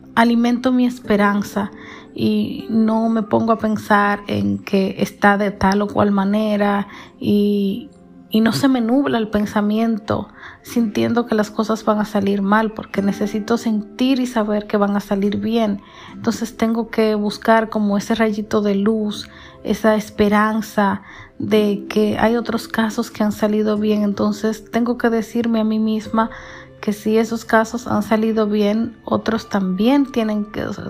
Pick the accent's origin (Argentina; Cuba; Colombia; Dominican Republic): Dominican Republic; Santiago; sus parientes somos dominicanos, específicamente de Santiago